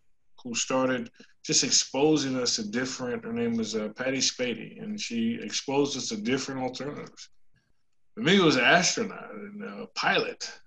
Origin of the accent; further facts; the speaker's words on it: Washington, District of Columbia, United States; now in South Carolina, United States; I grew up in Washington, DC